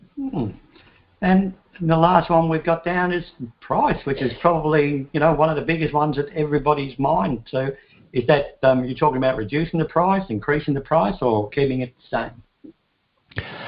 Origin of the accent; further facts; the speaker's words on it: Ireland; moved away; i come from Ireland, had enough of it there